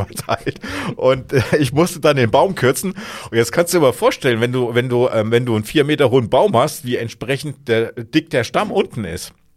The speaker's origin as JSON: {"language": "German", "region": "Hesse", "country": "Germany", "said": "ich komme aus Hessen"}